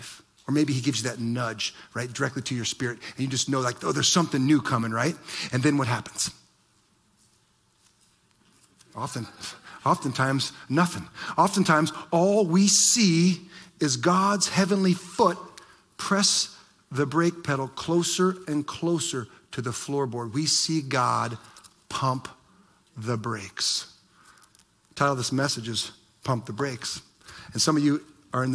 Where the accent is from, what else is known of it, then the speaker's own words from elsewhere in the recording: Ohio, United States; moved away; I remember growing up in Ohio and my dad teaching me to drive